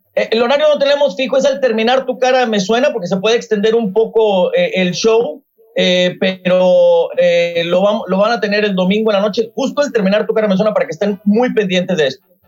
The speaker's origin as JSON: {"language": "Spanish", "town": "Monterrey", "region": "Nuevo León", "country": "Mexico", "tie": "born or raised there", "said": "yo soy originario de Monterrey, mi mamá es originaria de aquí de San Antonio"}